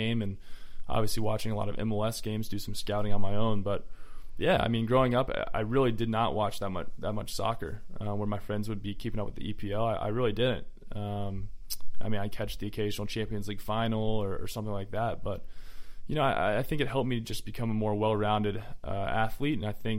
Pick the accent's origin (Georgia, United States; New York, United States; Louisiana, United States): Georgia, United States; So I actually root against my Hawks.